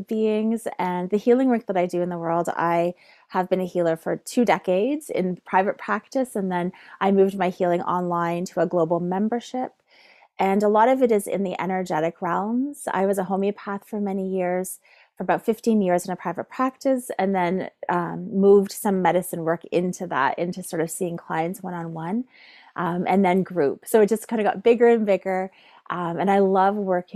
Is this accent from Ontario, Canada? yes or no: yes; Neyaashiinigmiing, Ontario, Canada; I am from Neshengangaming, which is called Cape Croker